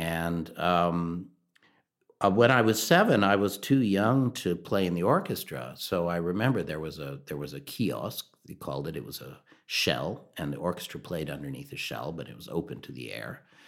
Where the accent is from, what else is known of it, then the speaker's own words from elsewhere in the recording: Durham, North Carolina, United States; I grew up in North Carolina, Durham and the Triangle area